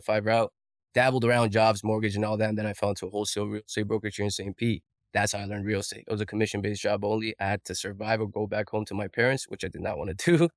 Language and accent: English; Colombia; moved away; I'm an immigrant from Colombia.